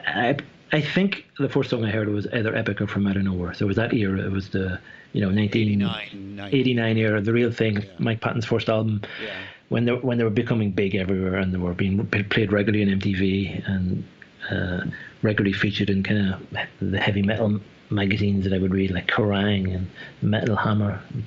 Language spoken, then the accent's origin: English; Ireland; now in Switzerland; I might live in Switzerland now, but I'm Irish. And I lived in Ireland until I was 23.